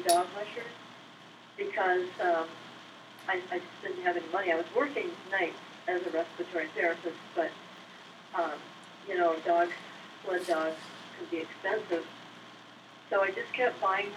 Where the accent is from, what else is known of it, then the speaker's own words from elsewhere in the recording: Michigan, United States; moved away; also born or lived in Texas / Alaska; I was born in Michigan and then moved to Texas. That's where I got my degree